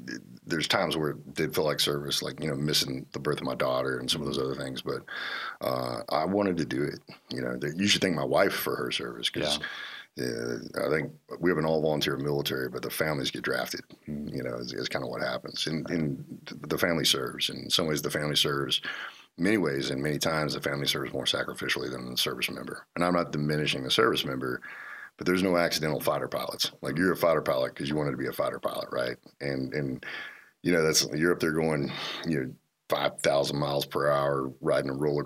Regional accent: Little Rock, Arkansas, United States; I grew up in Arkansas. I grew up in Little Rock.

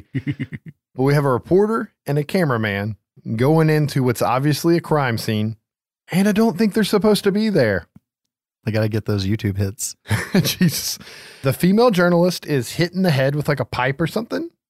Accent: the South, United States; accent: Southern; if I break into any shitty Southern accent in this episode, it's okay. I've lived in the South my entire

